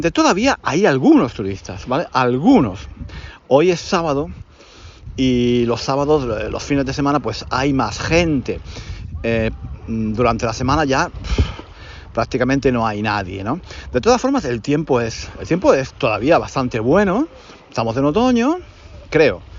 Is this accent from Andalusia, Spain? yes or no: yes; Granada, Andalusia, Spain; moved away; Es un curso en Granada, en mi ciudad natal. Ya sabéis que yo estoy enamorado de mi ciudad natal. No vivo allí desde hace muchos años